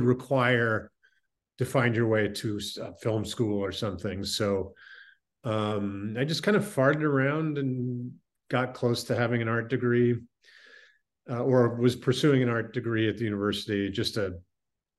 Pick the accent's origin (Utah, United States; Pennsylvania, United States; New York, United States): Utah, United States; Salt Lake City; I grew up in Salt Lake City in the 70s